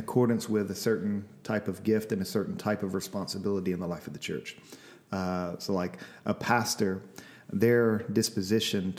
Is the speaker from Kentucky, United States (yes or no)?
no; Louisiana, United States; now in Seattle, United States; I'm from Louisiana.